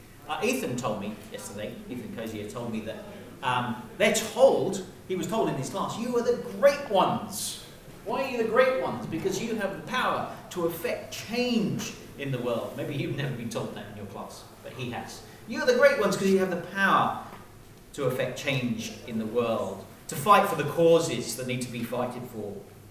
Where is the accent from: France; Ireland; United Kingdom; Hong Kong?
Hong Kong; I was raised in Hong Kong, And one of the perks of being in Hong Kong was that you were members of really nice clubs, right?